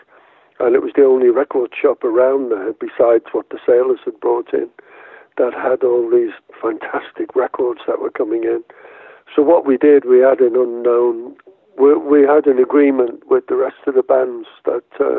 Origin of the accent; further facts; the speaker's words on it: Liverpool, North West England, United Kingdom; I was born in Liverpool.